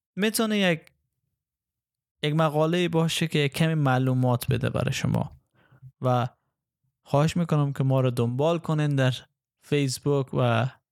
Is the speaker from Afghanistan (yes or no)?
yes; Afghanistan; به عنوان یک افغان به عنوان یک افغانی که مسیحی است